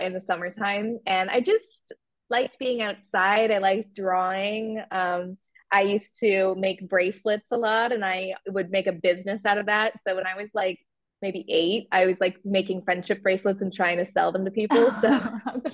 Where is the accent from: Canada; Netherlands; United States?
Canada; Waterloo, Ontario; moved away as an adult; now in London, United Kingdom; I am originally from Canada. I was born in Waterloo, Ontario. And when I just turned 19, I moved to the UK.